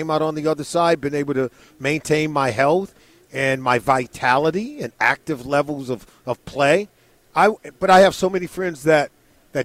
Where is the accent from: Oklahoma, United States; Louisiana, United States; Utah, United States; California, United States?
California, United States; Compton; I was born and raised in Compton, California, and I grew up rooting for the Rams